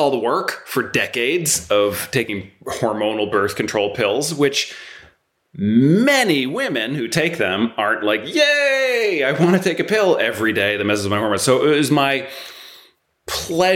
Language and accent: English; United States; moved away as an adult; now in London, United Kingdom; we say water because we're American, my wife and I.